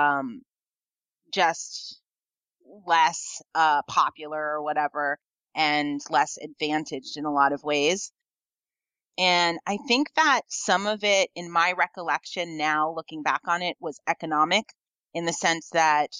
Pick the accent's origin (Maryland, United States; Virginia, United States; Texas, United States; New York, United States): New York, United States; now in Mendocino County, United States; growing up in New York, where I grew up